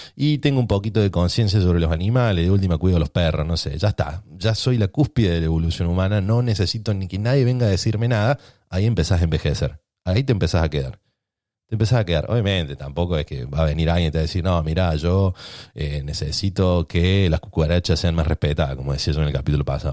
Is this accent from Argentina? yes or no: yes; Argentina; los ratas que somos en Argentina